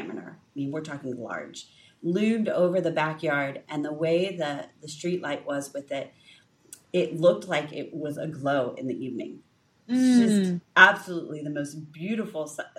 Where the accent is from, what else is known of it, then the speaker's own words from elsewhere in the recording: United States; as American women